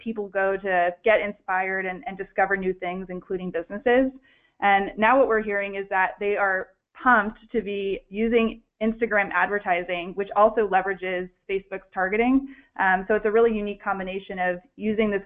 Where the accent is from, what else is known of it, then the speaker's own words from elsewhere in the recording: San Francisco, California, United States; I'm originally from San Francisco, so I haven't moved too far at all, and I'm still based in San Francisco today